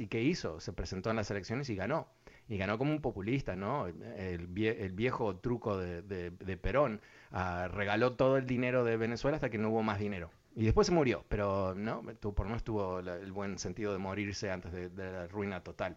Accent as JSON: {"language": "Spanish", "country": "Uruguay", "said": "yo soy de Uruguay"}